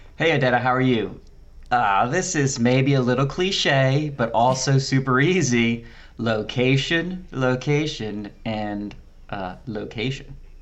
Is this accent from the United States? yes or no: yes; Philadelphia, Pennsylvania, United States; being from Philadelphia